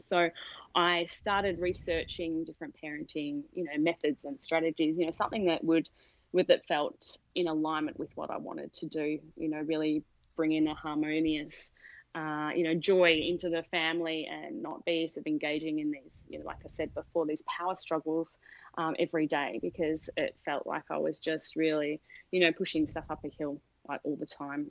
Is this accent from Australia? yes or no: yes; Australia; moved away as an adult; now in San Diego, United States; from the accent, you'd pick that I'm from Australia originally